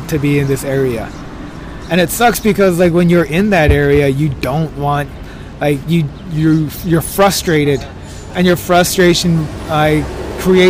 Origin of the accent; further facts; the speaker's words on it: El Monte, California, United States; I was raised in Almonte, California